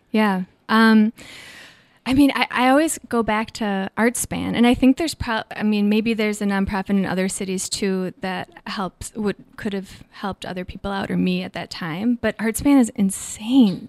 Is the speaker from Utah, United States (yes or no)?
no; Minnesota, United States; now in San Francisco, United States; growing up in Minnesota